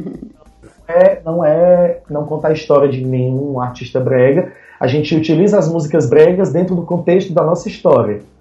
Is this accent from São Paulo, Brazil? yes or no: no; Fortaleza, Ceará, Brazil; eu sou de Fortaleza, Ceará, terra do sol, terra da luz